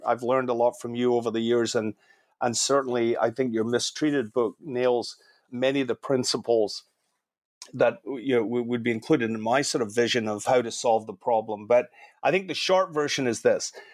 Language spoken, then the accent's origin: English; Scotland, United Kingdom; also born or lived in Canada; now in California, United States; I'm Scottish, I've spent a bit of time in Ireland